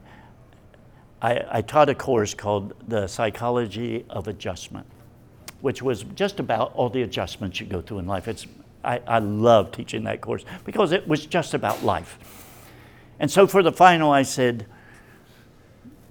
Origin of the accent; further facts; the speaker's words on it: Appalachia, United States; I'm Appalachian